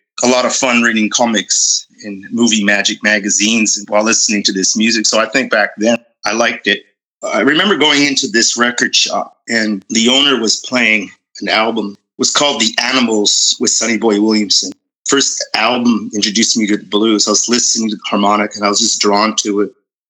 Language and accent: English; Ottawa, Ontario, Canada; also born or lived in Edmonton, Canada / Vancouver, Canada; I was born actually in Ottawa and sort of spent half my life there and then family moved to be closer to the Raleighs in Edmonton, Alberta.